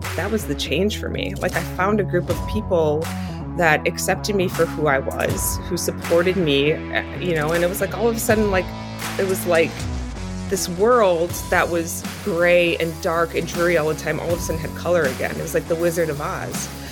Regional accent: southeastern Wisconsin, United States; I live in, um, southeastern Wisconsin, and I'm still, that's where I was born and raised

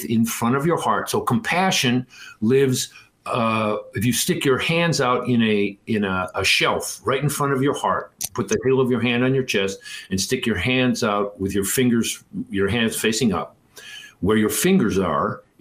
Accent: Detroit, Michigan, United States; I grew up in Detroit

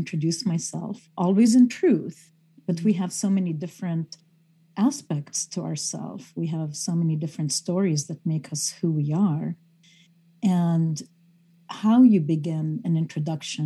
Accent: Beirut, Beirut Governorate, Lebanon; I grew up in Beirut, Lebanon

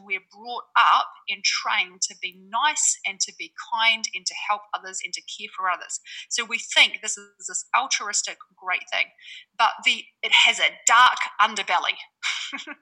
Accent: New Zealand; now in Bali, Indonesia; I'm a Kiwi based in Bali

